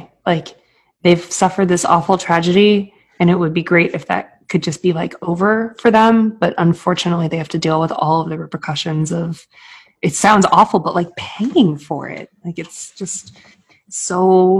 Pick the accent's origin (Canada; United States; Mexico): United States; Boston, Massachusetts; also born or lived in Maine; I moved from Boston, where I think I got my cold heart of steel. we're just like asshole New Englanders in Boston.